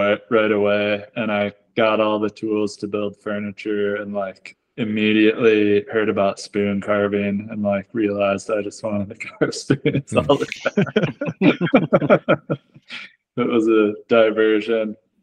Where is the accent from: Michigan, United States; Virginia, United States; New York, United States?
Michigan, United States; moved away as an adult; also born or lived in San Diego, California; I was born and raised in Michigan